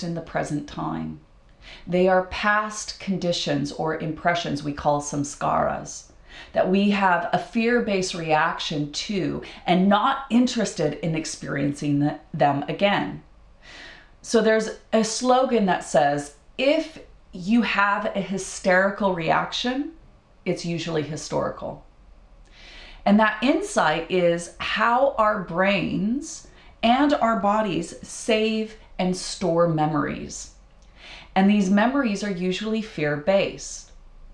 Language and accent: English; Idaho, United States; when I was a kid, I grew up in Idaho, and we have freshwater lakes